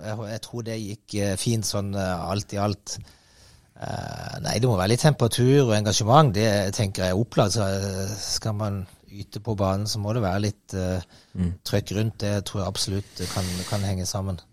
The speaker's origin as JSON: {"language": "Norwegian", "town": "Kristiansand", "region": "Agder", "country": "Norway", "tie": "born or raised there", "moved": "yes", "said": "jeg er oppvokst på Søm og havna i Don"}